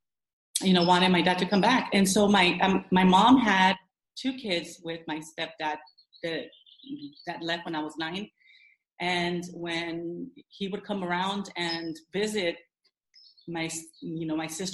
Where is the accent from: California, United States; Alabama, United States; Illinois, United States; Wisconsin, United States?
California, United States; Los Angeles; now in La Habra Heights, United States; I'm from La Habra Heights is where I currently live, but I was born and raised in downtown